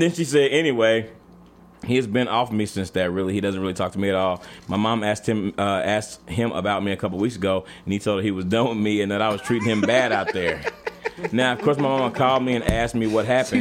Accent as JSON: {"language": "English", "region": "Texas", "country": "United States", "said": "I'm from Texas"}